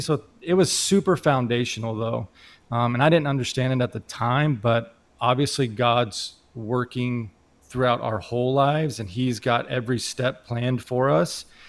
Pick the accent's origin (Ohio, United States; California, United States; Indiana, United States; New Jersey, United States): Indiana, United States; Indianapolis; moved away as an adult; now in Phoenix, United States; I come here from Indianapolis, Indiana, so that's where I'm originally from.